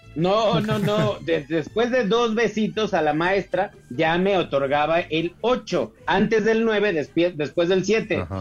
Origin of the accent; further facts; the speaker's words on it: Mexico; nosotros, Alex, como mexicanos